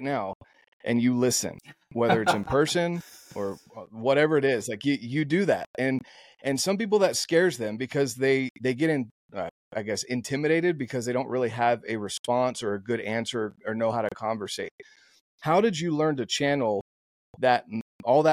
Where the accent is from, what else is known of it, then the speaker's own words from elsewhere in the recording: North Carolina, United States; Growing up in North Carolina in the Bible Belt and being one of two Mormons in my high school of 2,000 plus kids